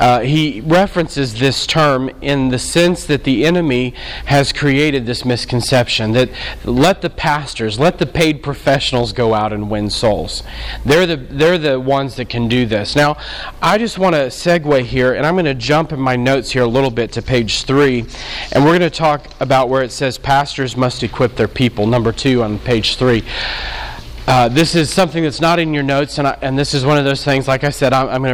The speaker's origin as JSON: {"language": "English", "town": "New Orleans", "region": "Louisiana", "country": "United States", "said": "we're from New Orleans, so we've been in all of it."}